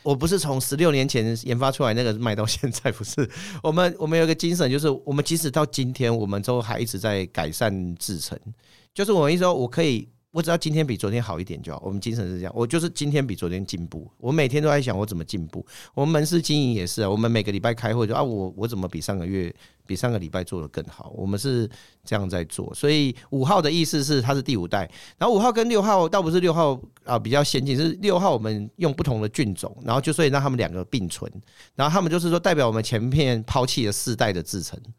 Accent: Kaohsiung, Taiwan; moved away; also born or lived in Taipei; 小时候是在高雄长大

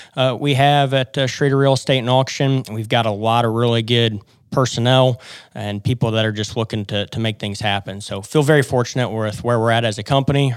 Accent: Columbia City, Indiana, United States; also born or lived in Oklahoma / Fort Worth, Texas; I grew up in Northeast Indiana in the Columbia City area

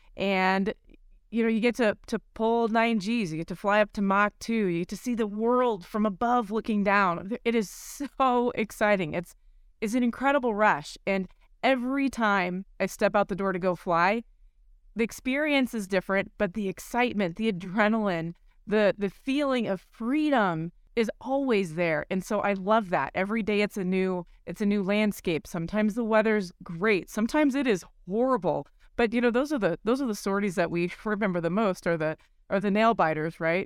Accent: Colorado, United States; flying the F sixteen for the Colorado Air National Guard for years, my home state

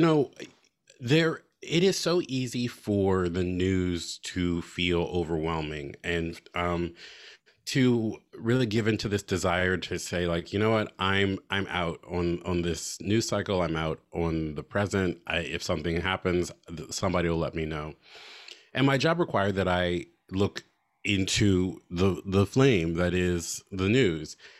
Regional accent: United States; as an American, as a citizen

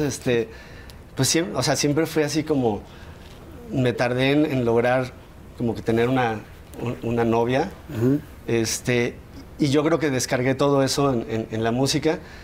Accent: San Luis Potosí, Mexico; also born or lived in Mexico City; Yo nací en la Ciudad de México, pero a los ocho años de edad nos mudamos toda mi familia a San Luis y pues ahí crecí

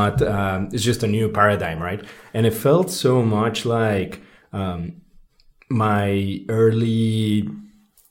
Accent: Mexico City, Mexico; growing up in Mexico City

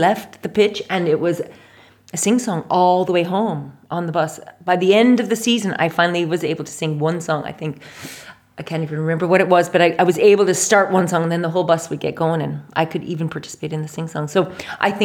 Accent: Saskatoon, Saskatchewan, Canada; moved away as an adult; now in Ireland; I was born and bred in Saskatoon, Saskatchewan

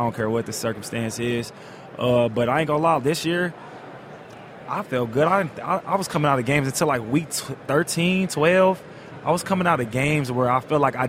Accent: Tulsa, Oklahoma, United States; they're 40 minutes away from where I grew up at in Tulsa

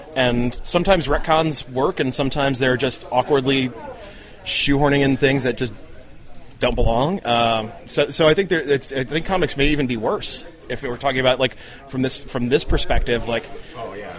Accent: New Jersey, United States; I grew up in Jersey

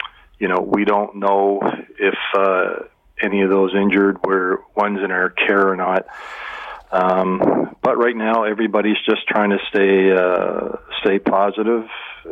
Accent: Canada; as a Canadian

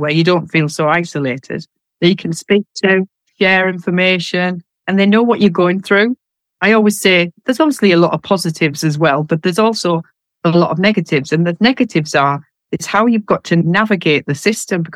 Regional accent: North East England, United Kingdom; accent: northeast of England; moved away as an adult; also born or lived in Greater London; now in London, United Kingdom; My accent is from the northeast of England, because both my husband and I are from the northeast

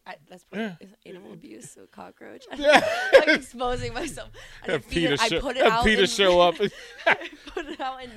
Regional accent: Nebraska, United States; we're from Nebraska. We're not used to the sun.

